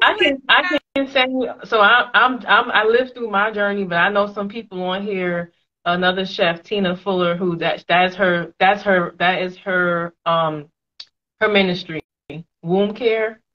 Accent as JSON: {"language": "English", "region": "New York", "country": "United States", "moved": "as an adult", "lives_now": "Atlanta, United States", "said": "I'm from New York"}